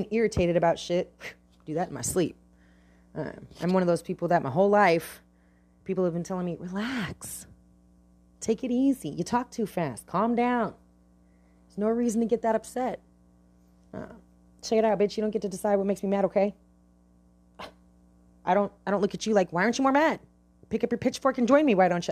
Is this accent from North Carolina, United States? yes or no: no; Bay Area, California, United States; I'm from the Bay Area, California. Bay Area. And I'm proud of it. I like living in the Bay Area